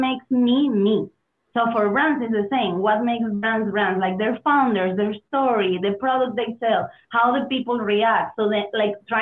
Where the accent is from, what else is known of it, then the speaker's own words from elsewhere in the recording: Venezuela; English is a second language; moved away as an adult; also born or lived in Berlin, Germany / Mexico / Spain / United States; I'm originally from Venezuela.